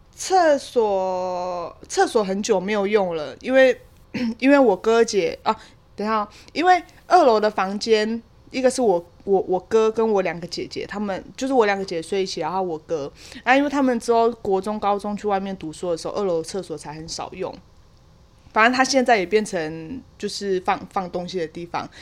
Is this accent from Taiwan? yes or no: yes; Kaohsiung, Taiwan; 就是在我老家，就是在我高雄山上的老家